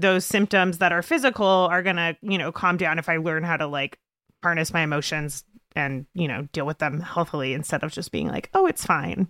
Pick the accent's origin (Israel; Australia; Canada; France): Canada; I'm Canadian